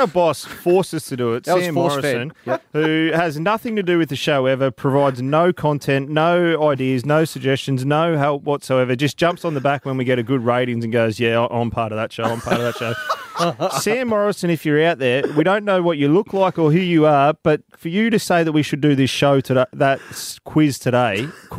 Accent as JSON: {"language": "English", "town": "Benalla", "region": "Victoria", "country": "Australia", "tie": "born or raised there", "said": "I grew up in Benalla."}